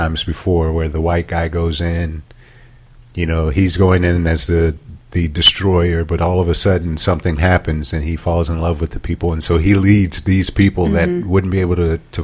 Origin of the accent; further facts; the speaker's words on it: the South, United States; I'm from the South